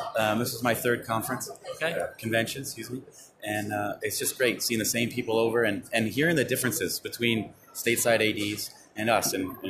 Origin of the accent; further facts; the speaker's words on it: Canada; now in Vienna, Austria; I'm a Canadian living in Vienna, Austria.